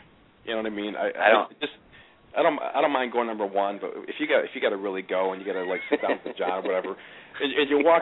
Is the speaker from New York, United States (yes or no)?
yes; Watertown, New York, United States; I grew up in Watertown